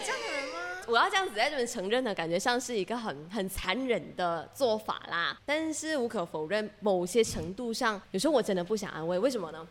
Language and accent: Chinese; Malaysia; accent: Malaysian; 我们我们埋下的乡音在聊， 真的讲讲下的时候，就那一种马来西亚的腔调全部跑出来。